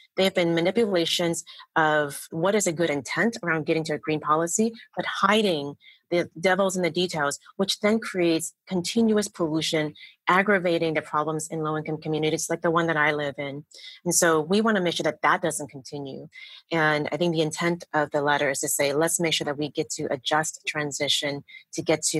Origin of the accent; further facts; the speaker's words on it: Oakland, California, United States; Yeah, and I grew up in Oakland, and I'm the youngest of 11 kids.